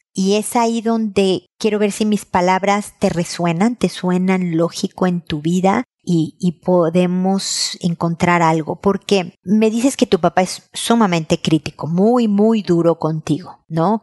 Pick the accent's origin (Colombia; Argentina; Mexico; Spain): Mexico; accent: Mexican; te lo estoy diciendo en mexicano